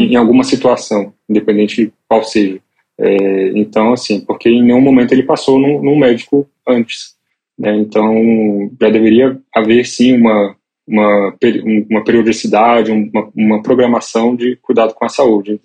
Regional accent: Brasília, Federal District, Brazil; moved away as an adult; now in São Paulo, Brazil; nasci em Brasília. É, hoje moro em São Paulo, mas tem três anos só. Esse tempo todo eu vivi em Brasília

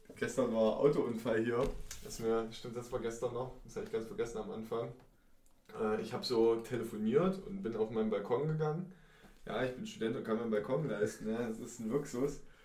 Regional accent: Mühlhausen, Thuringia, Germany; moved away as an adult; now in Jena, Germany; wo wir herkommen. Mühlhausen

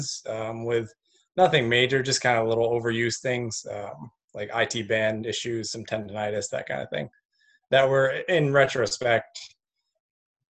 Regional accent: Delhi, New York, United States; moved away as an adult; also born or lived in Cortland, New York; now in New Zealand; I grew up in Delhi, New York

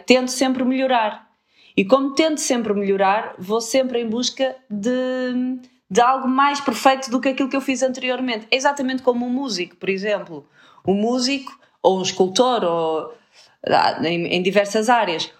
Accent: Porto, Norte, Portugal; accent: Porto; o meu sotaque a Porto fica cada vez mais, mais acentuado.

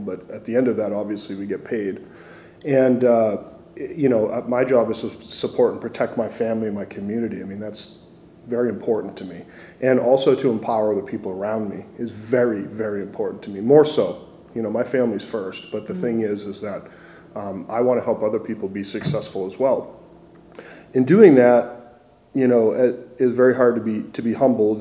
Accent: Massachusetts, United States; now in Missoula, United States; I grew up in Massachusetts

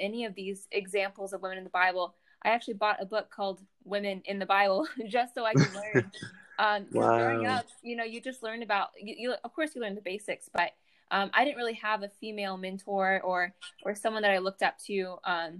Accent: Atlanta, Georgia, United States; I am from Atlanta, Georgia. I go to school at Liberty

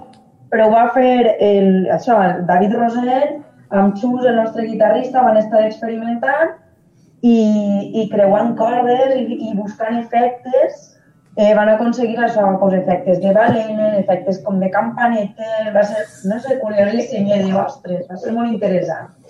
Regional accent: Valencian Community, Spain; som del País Valencià

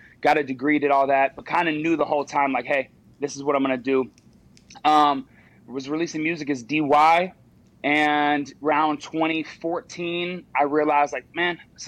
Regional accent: Charleston, West Virginia, United States; also born or lived in Morgantown, West Virginia; I grew up in Charleston, West Virginia. So Morgantown was obviously a natural progression.

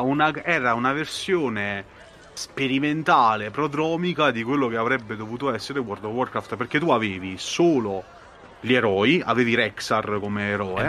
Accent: Molise, Italy; sono molisano, quindi vivo in una, praticamente in un buco di culo dimenticato da Dio

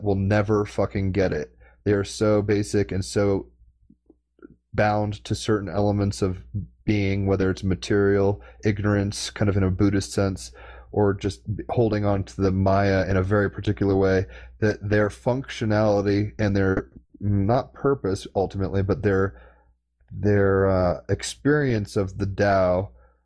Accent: United States; as an American

